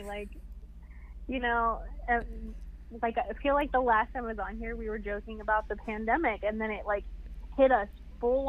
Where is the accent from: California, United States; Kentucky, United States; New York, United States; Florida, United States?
Kentucky, United States; also born or lived in Ohio; now in Denver, United States; I'm from Kentucky